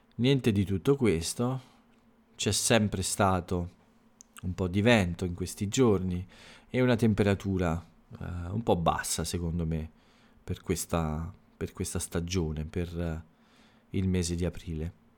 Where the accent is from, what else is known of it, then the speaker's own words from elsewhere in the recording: Italy; la lingua che si parla nel mio paese, nell'Italia, in Italia